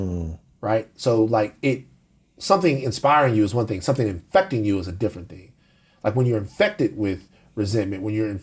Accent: the South, United States; I'm from the South

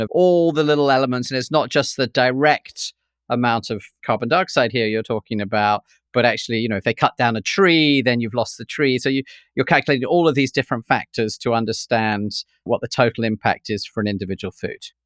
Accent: London, United Kingdom; When I grew up in London

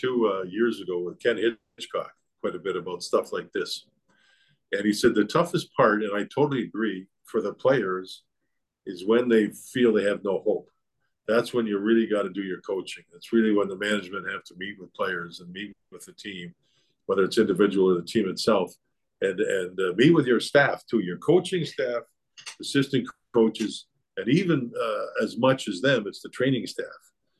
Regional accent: Calgary, Alberta, Canada; I was a big Roger Maris, big Yankee fan when I was a kid growing up in Calgary.

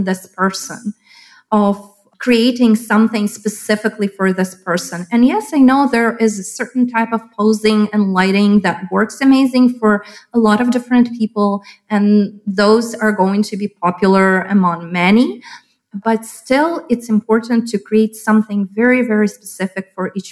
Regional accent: Lviv, Lviv Oblast, Ukraine; moved away as an adult; now in Chicago, United States; when I was born in Soviet Union

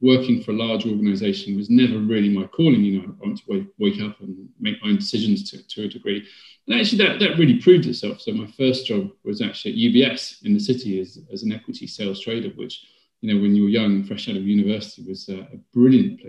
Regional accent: West Midlands, United Kingdom; moved away as an adult; also born or lived in Sheffield / Birmingham / France; now in London, United Kingdom; I then went to school in the Midlands

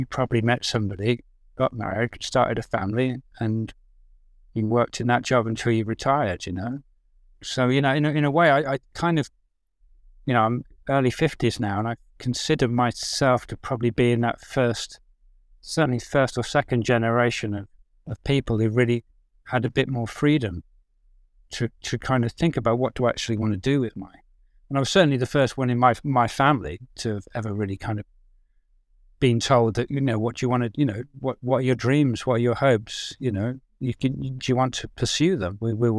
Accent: South East England, United Kingdom; I grew up in Oxfordshire. I didn't know anybody who worked in film and TV.

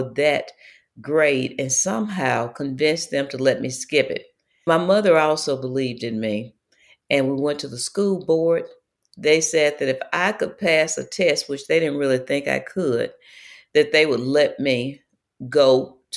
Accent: Mississippi, United States; I lived a life growing up in Mississippi

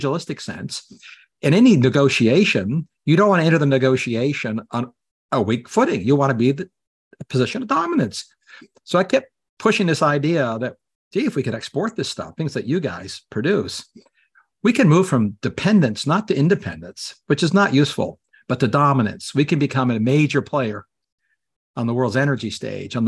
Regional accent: Canada; now in United States; I'm Canadian

